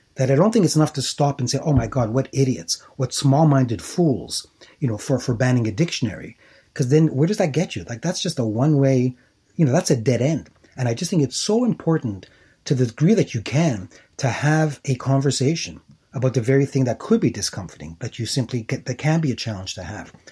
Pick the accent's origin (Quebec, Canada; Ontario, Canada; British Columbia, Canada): Quebec, Canada; Montreal; where I grew up, born and raised in Montreal